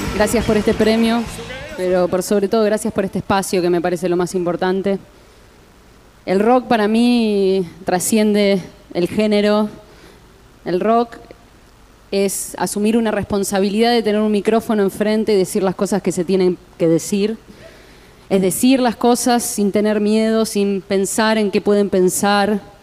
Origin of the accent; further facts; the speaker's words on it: Santa Fe, Argentina; yo soy de Santa Fe